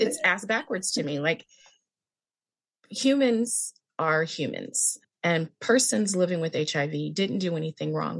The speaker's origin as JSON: {"language": "English", "region": "California", "country": "United States", "tie": "born or raised there", "lives_now": "Palm Springs, United States", "said": "I am in Palm Springs, California. California girl my entire life. I moved to Palm Springs a couple years ago"}